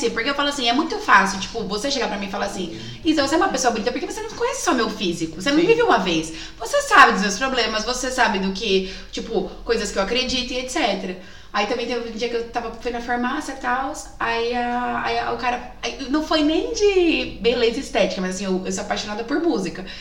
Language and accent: Portuguese; São Bernardo do Campo, São Paulo, Brazil; Não, é que assim, gente, eu sou de São Bernardo, né?